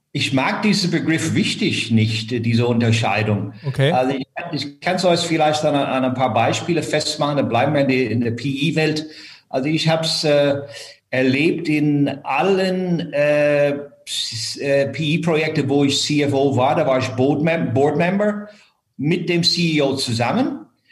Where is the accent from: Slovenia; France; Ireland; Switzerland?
Ireland; first language English; German is a second language; moved away as an adult; now in Frankfurt, Germany; Ich bin in Irland aufgewachsen